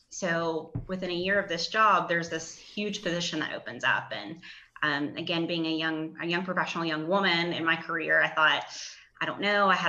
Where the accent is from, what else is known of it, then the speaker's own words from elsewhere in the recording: Charleston, West Virginia, United States; I grew up in Charleston